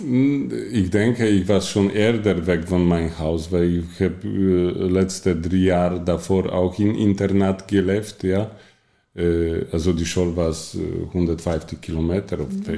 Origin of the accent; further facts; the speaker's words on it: Poland; Dutch is a second language; moved away as an adult; also born or lived in Austria / Germany / Italy; now in Netherlands; Ik kom oorspronkelijk uit Polen maar toen ik 18 was, ben ik ben ik vertrokken naar andere ander land.